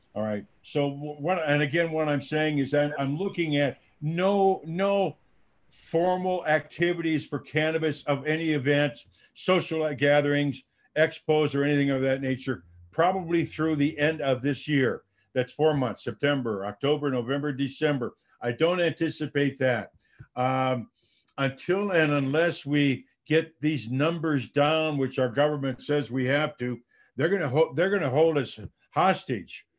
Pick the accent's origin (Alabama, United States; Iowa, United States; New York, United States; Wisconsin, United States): Iowa, United States; Dubuque; moved away as an adult; I'm a farm boy, born and raised in Dubuque, Iowa